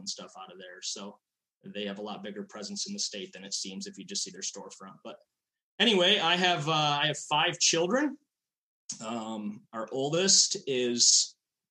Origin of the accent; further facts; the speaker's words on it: Hudsonville, Michigan, United States; I am from Hudsonville, Michigan, just west of Grand Rapids, you know, big, like the CRC epicenter there. And that's where I grew up